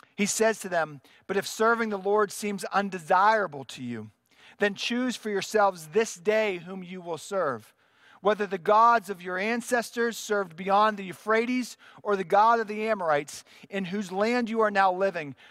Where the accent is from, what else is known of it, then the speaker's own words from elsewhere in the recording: United States; as American Christians